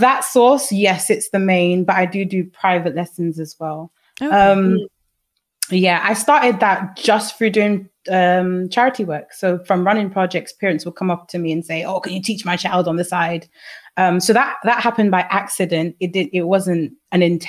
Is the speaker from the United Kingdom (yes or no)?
yes; London, United Kingdom; we grew up in London, where it's such a hub of integration